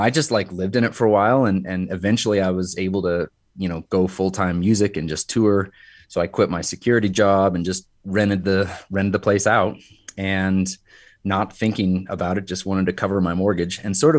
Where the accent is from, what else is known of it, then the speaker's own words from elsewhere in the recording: Carbondale, Colorado, United States; I grew up in Carbondale over on the Western Slope, which is sort of kind of in between Glenwood Springs and Aspen.